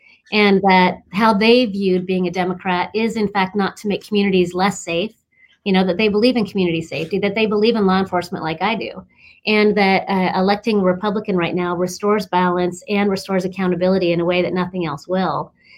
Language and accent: English; Klamath Falls, Oregon, United States; I'm originally from Klamath Falls and my parents were raised down there, and my extended family's from down there.